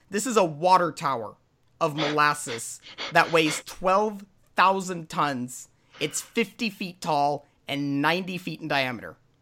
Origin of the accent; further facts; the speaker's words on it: United States; now in Norway; I'm an American, but I do live in Norway